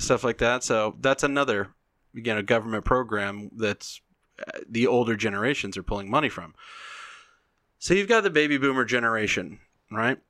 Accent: the South, United States; I'm from the South

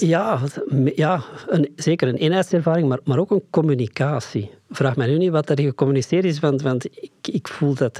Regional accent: Flanders, Belgium; ons verleden, het stuk Vlaanderen

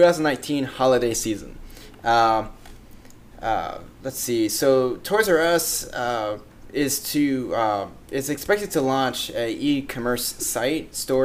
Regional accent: Orlando, Florida, United States; Being born and raised in Orlando, we had one like right around the corner.

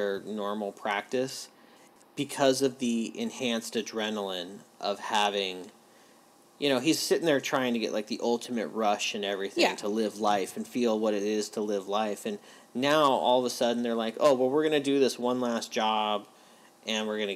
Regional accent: California, United States; growing up in California

